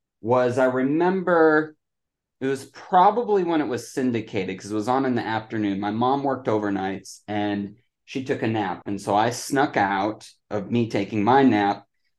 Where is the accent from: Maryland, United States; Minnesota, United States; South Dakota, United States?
South Dakota, United States; Mitchell; now in Dallas, United States; Mitchell, South Dakota. It's the home of the world's only corn palace.